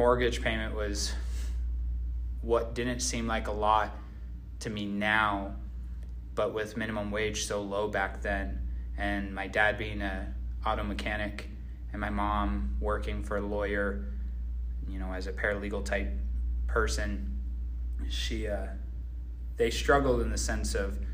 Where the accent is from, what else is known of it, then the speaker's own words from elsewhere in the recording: Phoenix, Arizona, United States; I grew up in Phoenix, Arizona